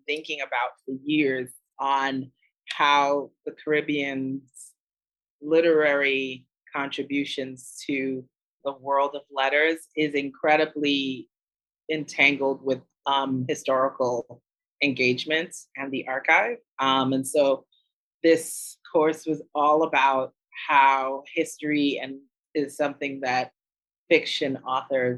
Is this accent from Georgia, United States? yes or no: no; New York, United States; growing up in New York. Everybody was a migrant from somewhere. You know, in my neighborhood in the Bronx